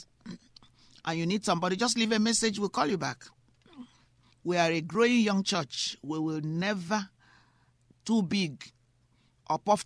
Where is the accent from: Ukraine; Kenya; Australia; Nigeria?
Nigeria; also born or lived in United Kingdom; now in United States; I was born in Nigeria. I'm also British